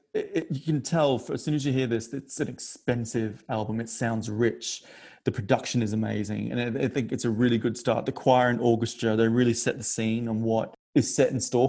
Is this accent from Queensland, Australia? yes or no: yes; North Queensland, Australia; now in United Kingdom; where I grew up in North Queensland